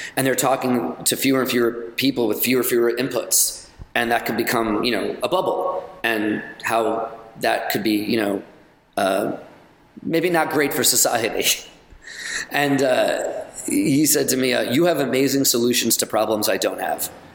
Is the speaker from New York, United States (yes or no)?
yes; New York, United States; also born or lived in Los Angeles / London; now in Chattanooga, United States; I'm a New Yorker